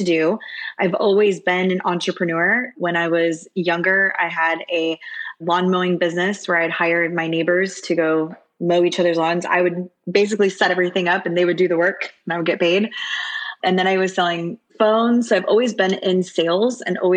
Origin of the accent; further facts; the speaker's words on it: Orlando, Florida, United States; also born or lived in Miami, Florida; now in Dallas, United States; I was originally born in Miami and grew up in Orlando